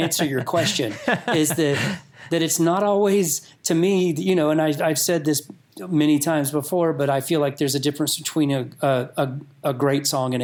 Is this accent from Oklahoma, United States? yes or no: no; North Georgia mountains, United States; moved away; I grew up in North Georgia mountains.